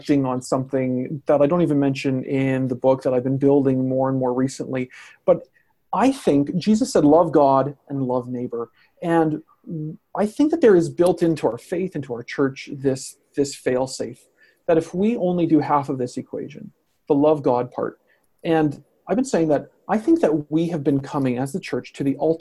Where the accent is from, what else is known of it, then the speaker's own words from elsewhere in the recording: Canada; as a Canadian